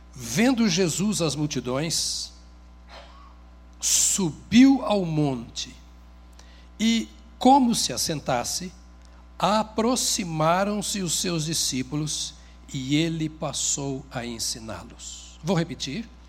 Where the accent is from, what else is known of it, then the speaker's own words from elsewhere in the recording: Paraná, Brazil; foram para o Paraná, onde eu nasci como colonizadores